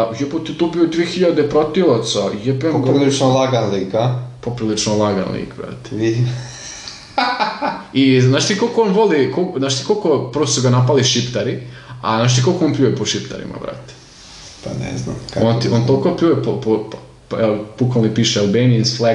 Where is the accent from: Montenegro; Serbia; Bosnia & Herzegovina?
Serbia; mi smo Srbi, mi mrzimo druge Srbe.